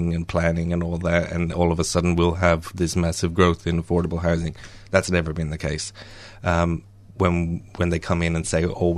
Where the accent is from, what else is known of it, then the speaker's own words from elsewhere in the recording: Ireland; I'm Irish